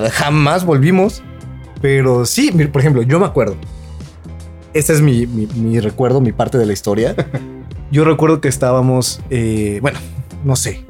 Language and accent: Spanish; Mexico; siendo mexicano